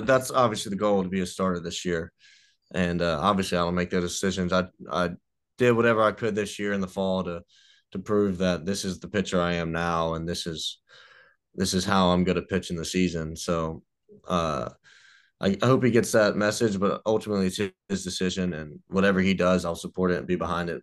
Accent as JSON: {"language": "English", "region": "Mississippi", "country": "United States", "said": "I'm not redneck, but I'm from Mississippi"}